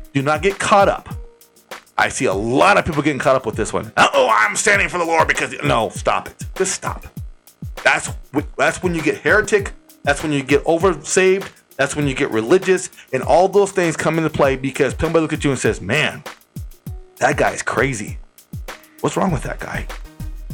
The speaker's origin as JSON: {"language": "English", "town": "Las Vegas", "region": "Nevada", "country": "United States", "tie": "born or raised there", "said": "I'm from Las Vegas"}